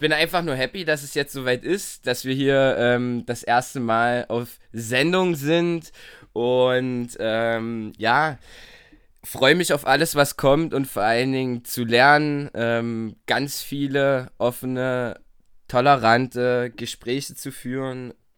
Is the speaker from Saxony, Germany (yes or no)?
yes; Torgau, Saxony, Germany; born or raised there; also born or lived in Bitburg